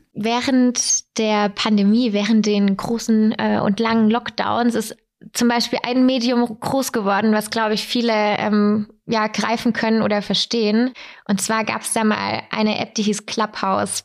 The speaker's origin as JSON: {"language": "German", "town": "Weikersheim", "region": "Baden-Württemberg", "country": "Germany", "said": "Ich komme aus Weikersheim"}